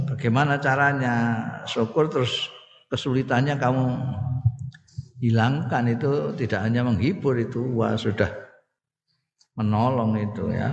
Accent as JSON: {"language": "Indonesian", "region": "Java", "country": "Indonesia", "said": "Afia itu ya wilujeng nek cara aku aku wong Jawa ngertiku ya wilujeng iku."}